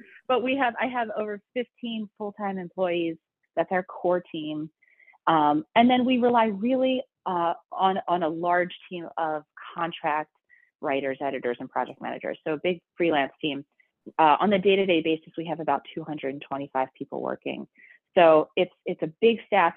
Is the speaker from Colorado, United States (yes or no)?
no; Baltimore, Maryland, United States; moved away as an adult; also born or lived in Michigan / New York; born and raised in Baltimore, so um, you know, definite proud Baltimorean